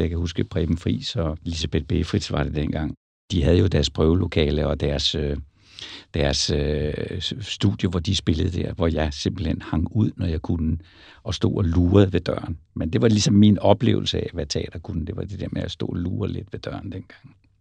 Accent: Roskilde, Zealand, Denmark; jeg kommer fra Roskilde

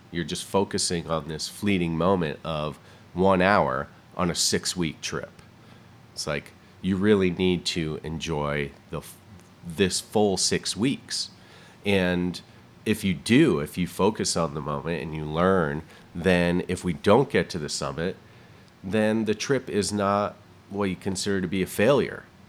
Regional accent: Southington, Connecticut, United States; moved away as an adult; also born or lived in Vermont; now in Pacific Northwest, United States; I was born and raised in the Northeast, in Connecticut and Vermont

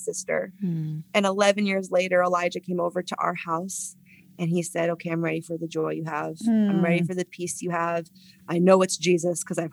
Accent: San Francisco, California, United States; San Francisco, my hometown

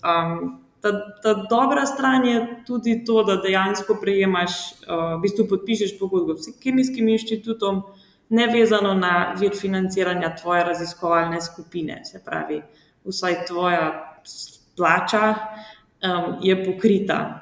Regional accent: Črnomelj, Southeast Slovenia, Slovenia; prihajam iz Črnomla, um, tam sem tudi obiskovala gimnazijo

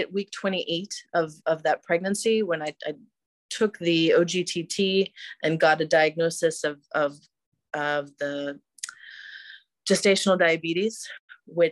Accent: just outside Washington, D.C., Northern Virginia, United States; moved away as an adult; now in Tel Aviv, Israel; I am an American who grew up just outside of Washington, D.C., but I was inspired to move to Israel a decade ago

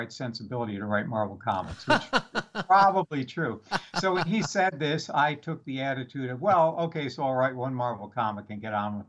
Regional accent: Madison, Wisconsin, United States; moved away; I was living in Madison, Wisconsin. I grew up in Madison, Wisconsin.

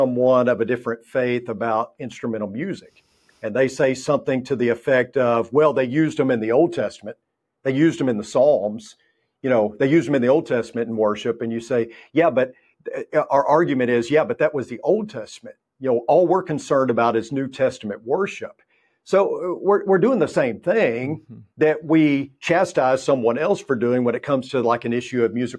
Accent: Texas, United States; And, I come from West Texas, where I spent 14 years there. It's 180 degrees in the summertime.

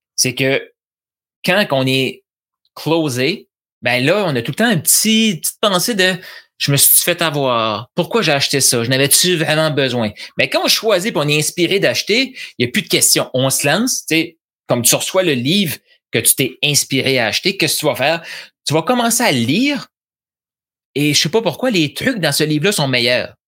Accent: New Brunswick, Canada; je suis originaire du Nouveau-Brunswick. C'est de l'accent.

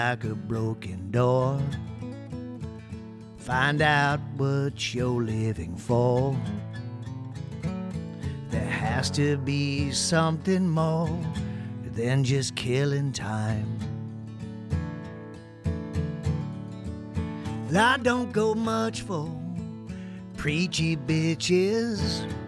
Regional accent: Ohio, United States; also born or lived in upstate New York; now in Tennessee, United States; I am from the Buckeye State. I was born in upstate New York. My mom's Canadian, actually. And then, no offense to you Hoosiers, I'm from Ohio. I'm a Buckeye. But I live in Tennessee now

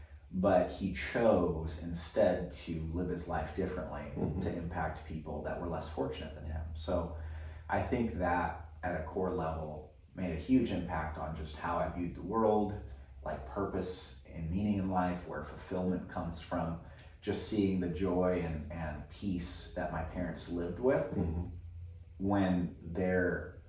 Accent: Philippines; now in United States; one thing that's unique about growing up in the Philippines, or the fact that my parents chose to live in the Philippines, is that both of them were raised overseas.

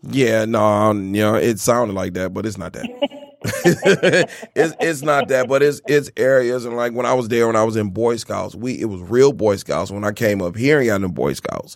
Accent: Miami, Florida, United States; moved away; I'm originally from Miami. I'm from Florida

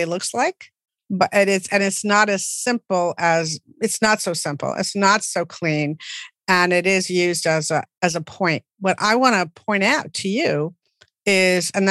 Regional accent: United States; as an American

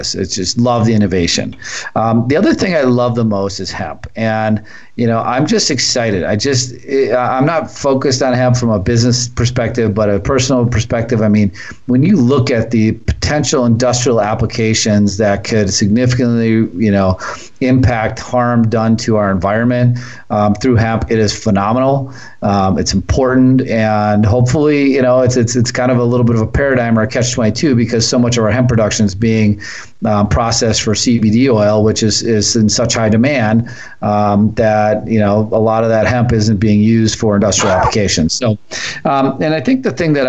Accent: Milwaukee, Wisconsin, United States; I grew up in Milwaukee

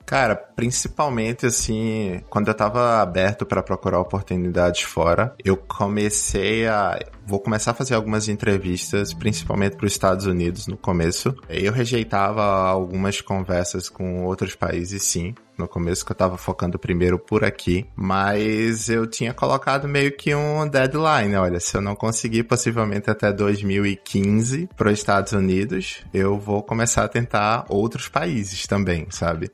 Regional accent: Recife, Pernambuco, Brazil; moved away as an adult; also born or lived in Rio de Janeiro; now in New York, United States; eu sou de Recife, eu trabalhei em Recife até 2009

